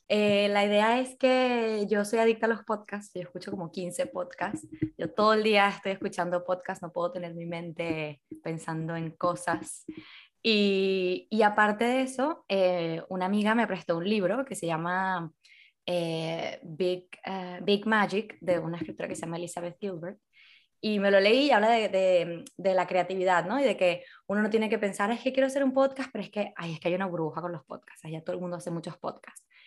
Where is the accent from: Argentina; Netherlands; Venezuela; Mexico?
Venezuela; accent: Venezuelan; now in Spain; A pesar de que llevo como 20 años aquí en España, he conseguido que no se me vaya el acento. Y aparte, lo que he conseguido es que mis amigos españoles consigan decir palabras eh, venezolanas